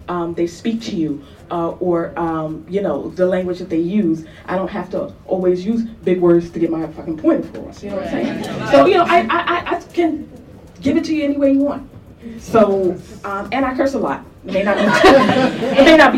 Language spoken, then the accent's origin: English; New York City, New York, United States; I'm from the Bronx